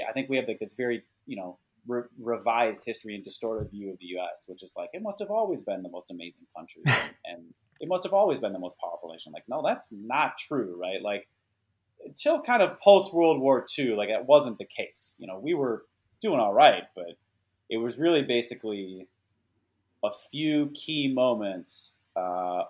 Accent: Minnesota, United States; moved away as an adult; now in Silicon Valley, United States; I did feel kind of landlocked mentally and physically growing up in Minnesota

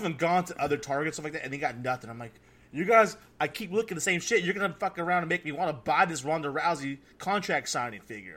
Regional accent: California, United States; I'm from California

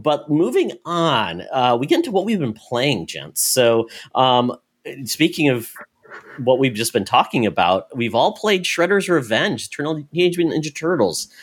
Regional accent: Minnesota, United States; I'm from Minnesota

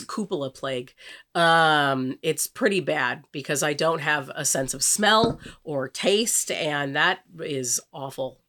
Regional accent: California, United States; We're from the wine country.

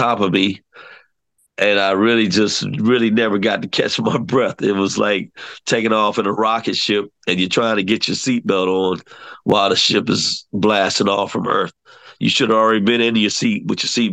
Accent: Washington, District of Columbia, United States; my hometown in D.C.

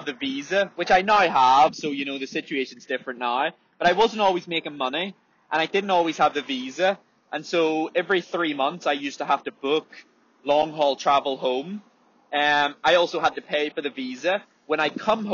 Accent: Ireland; as Irish people

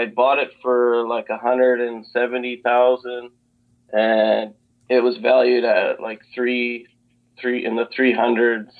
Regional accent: Calgary, Alberta, Canada; I'm originally from Canada, Calgary, Alberta

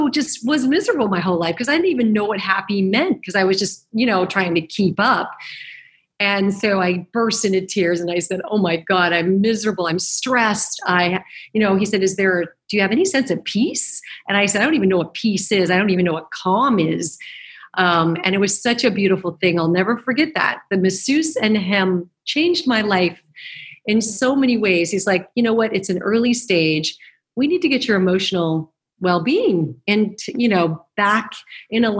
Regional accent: Arizona, United States; moved away as an adult; also born or lived in New York; now in Los Angeles, United States; I did move to New York, and I was from Arizona, and I graduated college

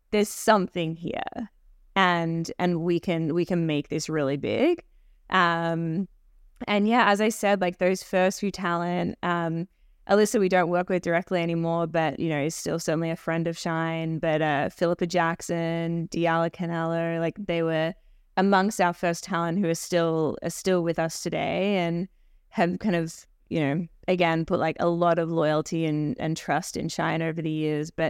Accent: Australia; moved away as an adult; now in Toronto, Canada; I came from Australia doing PR in the entertainment space, um, predominantly television. So when I moved to Toronto

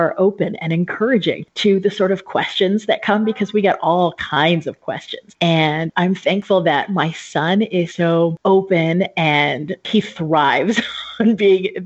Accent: Southern California, United States; moved away as an adult; also born or lived in Japan; now in Albania; I grew up in Southern California

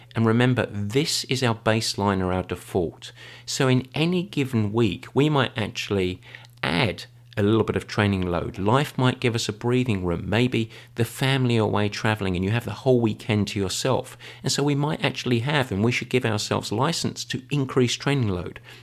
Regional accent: England, United Kingdom; I am English. I was raised on afternoon English tea

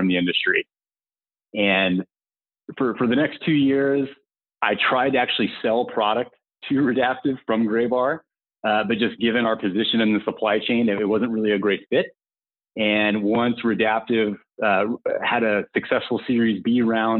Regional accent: Atlanta, Georgia, United States; moved away as an adult; also born or lived in Statesboro, Georgia / Los Angeles; born and raised in Atlanta, went to school at Georgia Southern University, which is in Statesboro, Georgia

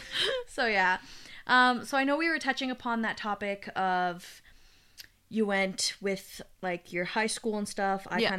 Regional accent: Canada; born or raised there

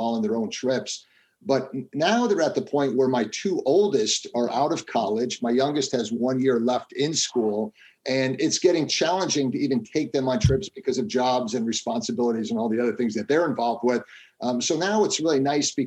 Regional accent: Chicago suburbs, Illinois, United States; also born or lived in Manhattan, New York / New York State; I grew up most of my life in the Chicago suburbs.

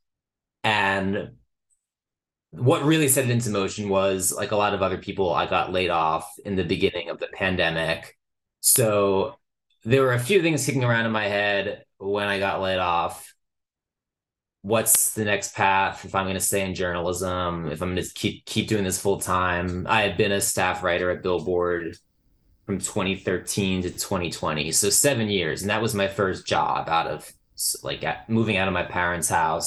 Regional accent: New Jersey, United States; growing up in New Jersey in the years of the book

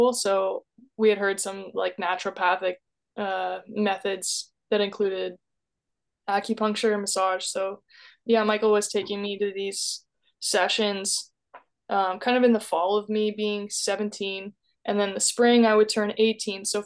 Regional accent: New Brunswick, Canada; now in Toronto, Canada; I was born in New Brunswick

